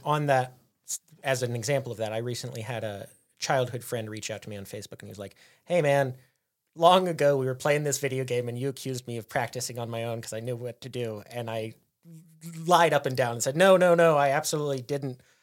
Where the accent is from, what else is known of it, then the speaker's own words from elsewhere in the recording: United States; as an American